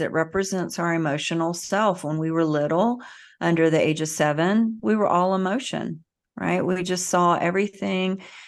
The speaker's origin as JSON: {"language": "English", "region": "the South", "country": "United States", "tie": "born or raised there", "said": "I grew up in the South"}